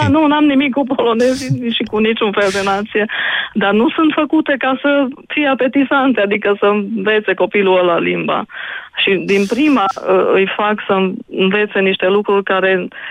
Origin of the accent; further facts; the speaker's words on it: Odorheiu Secuiesc, Harghita County, Romania; m-am născut în Odorheiu Secuiesc